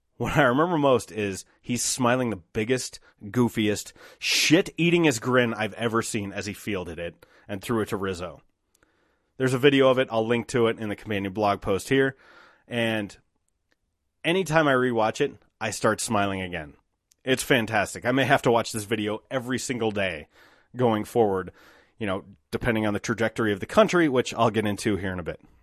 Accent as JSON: {"language": "English", "country": "United States", "said": "as an American"}